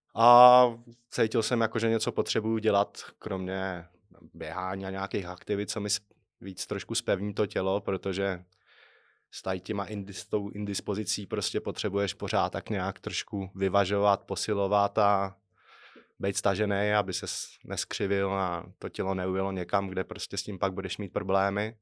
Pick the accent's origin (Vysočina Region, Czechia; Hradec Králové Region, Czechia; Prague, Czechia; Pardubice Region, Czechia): Hradec Králové Region, Czechia; Trutnov; jsem z Krkonoš, Strutnová